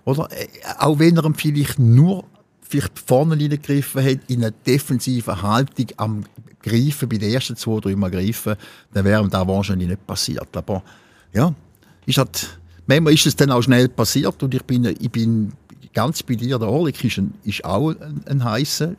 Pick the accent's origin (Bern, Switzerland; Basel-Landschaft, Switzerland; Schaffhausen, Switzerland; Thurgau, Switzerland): Thurgau, Switzerland; von unserem Schwingerverband Bodenserie, wo ich ja schon, wo ich auch groß geworden bin